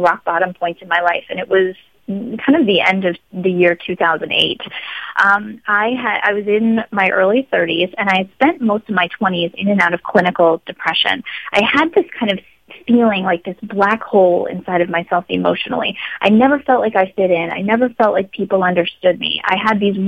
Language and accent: English; Long Island, New York, United States; moved away as an adult; also born or lived in Los Angeles, California; I grew up in Long Island